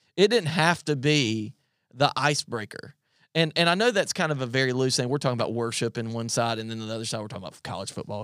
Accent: South Carolina, United States; moved away as an adult; now in Virginia, United States; I'm from South Carolina and I moved to Virginia

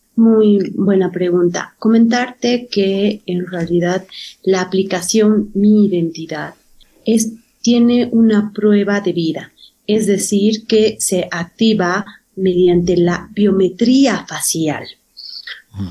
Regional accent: Bolivia; nos identifican como boliviano

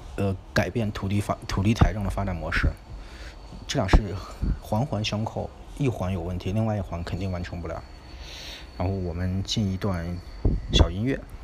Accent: China; 我们中国的

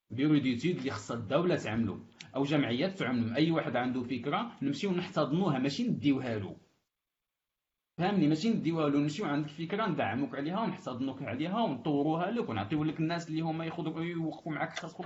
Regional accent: Morocco

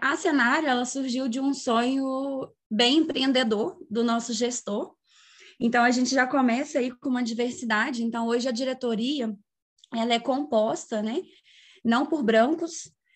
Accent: São João del-Rei, Minas Gerais, Brazil; sou natural de São João Del Rei

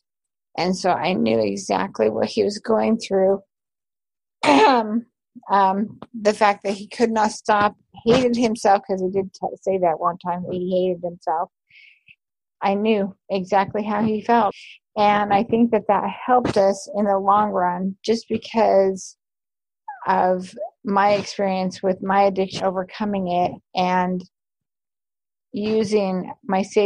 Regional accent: Utah, United States; moved away as an adult; also born or lived in New York / Canada; now in Oregon, United States; So I grew up in Utah, and I was Utah born and bred

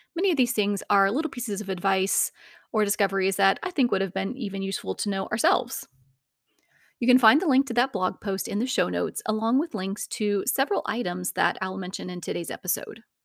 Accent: Indiana, United States; we're from Indiana

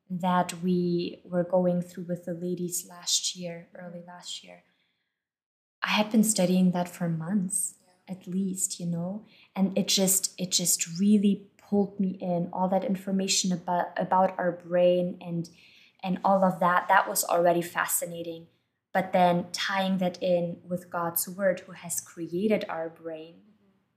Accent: Germany; moved away; I was born and I grew up in Germany.

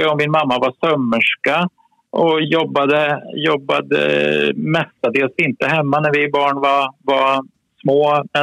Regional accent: Kisa, Östergötland, Sweden; moved away; Jag är född i Kisa i Östergötland, södra Östergötland. Ett litet samhälle på 5000 personer ungefär om man räknar omgivningarna. En trygg och bra miljö att växa upp i.

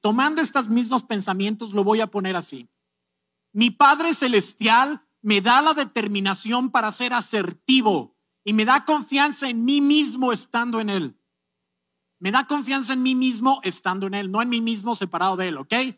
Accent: Mexico; Estoy siendo muy mexicano

